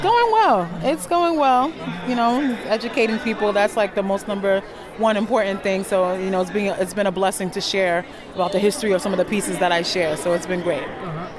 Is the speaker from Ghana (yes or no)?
yes; Ghana; moved away; I'm a licensed fitness instructor and I'm from Ghana, West Africa.